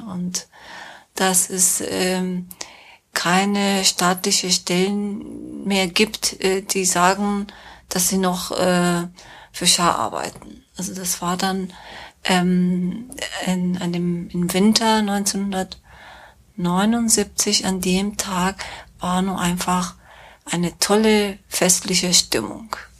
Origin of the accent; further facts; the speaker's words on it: Tehran, Tehran Province, Iran; German is a second language; moved away as an adult; also born or lived in Minsk, Belarus / Cologne, Germany; now in Germany; ich bin in Teheran geboren und aufgewachsen, sogar die Schule zu Ende gemacht, mein Abitur gemacht